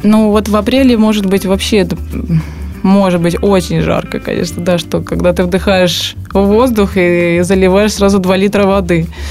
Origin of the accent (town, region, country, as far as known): Russia; also born or lived in Saint Petersburg